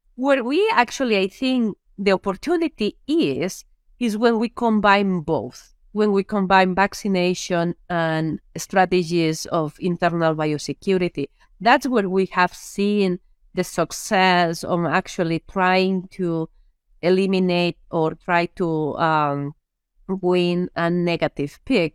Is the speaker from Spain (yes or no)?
yes; Lleida, Catalonia, Spain; English is a second language; moved away as an adult; also born or lived in Minnesota, United States; now in United States; I am from a very small area in Spain or a small town in Spain, in an area which I actually, I call it the Iowa of Spain uh, when it comes down to pigs, right? It's Lleida.